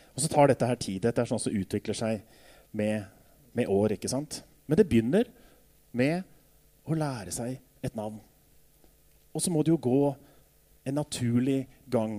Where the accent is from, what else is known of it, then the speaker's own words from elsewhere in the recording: Jevnaker, Innlandet, Norway; Da jeg vokste opp på Jevnaker